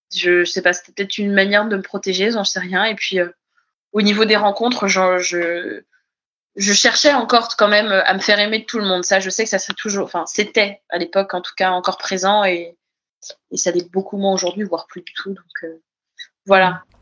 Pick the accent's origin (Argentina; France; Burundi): France; Brittany; moved away as an adult; also born or lived in Paris; je suis euh, bretonne